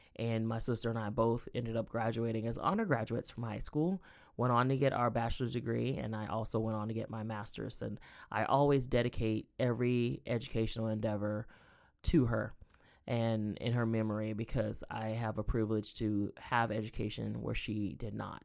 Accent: Sylvania, Georgia, United States; now in Columbus, United States; I grew up in Southeast Georgia, a little town called Sylvania, Georgia

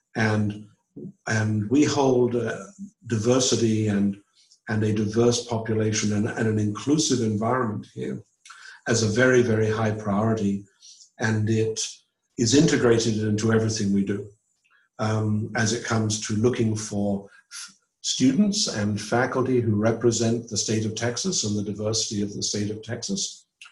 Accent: England, United Kingdom; moved away as an adult; also born or lived in London / Auburn, Alabama; now in United States; I was from England

